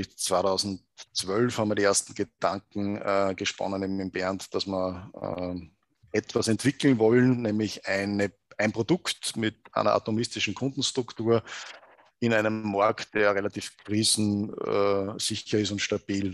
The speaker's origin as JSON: {"language": "German", "town": "Gmunden", "region": "Upper Austria", "country": "Austria", "tie": "born or raised there", "also_born_or_lived": "Salzburg", "moved": "as an adult", "said": "an sich bin ich geboren in, in Gmunden im Schonern Oberösterreich, also im Salzkammer gut aufgewachsen"}